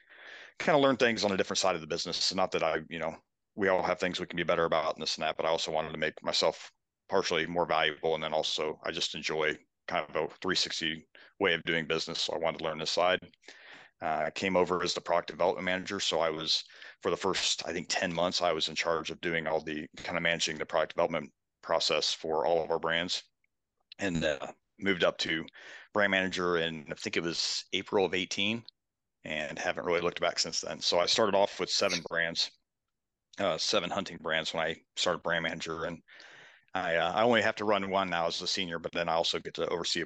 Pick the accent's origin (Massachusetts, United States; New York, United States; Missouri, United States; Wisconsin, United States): Missouri, United States; St. Charles; now in Columbia, United States; I grew up down in St. Charles, Missouri, down the suburb of St. Louis